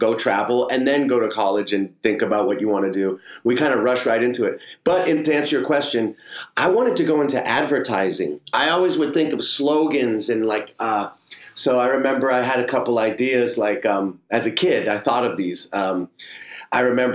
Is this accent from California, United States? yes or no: yes; San Francisco, California, United States; I'm from San Francisco, California.